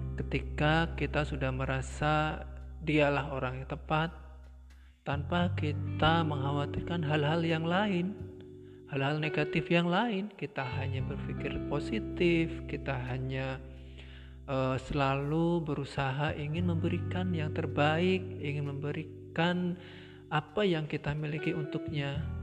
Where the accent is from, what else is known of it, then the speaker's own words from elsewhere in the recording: Blora, Central Java, Indonesia; now in Semarang, Indonesia; saya masih berada di posisi di kampung halaman saya, tepatnya di Blora.